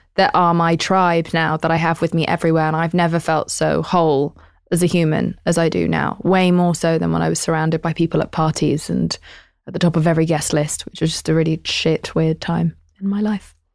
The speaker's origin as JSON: {"language": "English", "country": "United Kingdom", "said": "I'm British."}